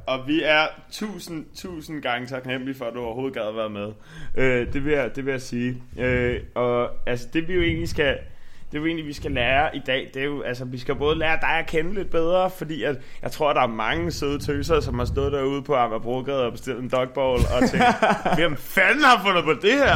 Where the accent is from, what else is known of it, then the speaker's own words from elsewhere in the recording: Frederiksberg, Capital Region of Denmark, Denmark; also born or lived in Nørrebro; now in Copenhagen, Denmark; jeg kommer fra Frederiksberg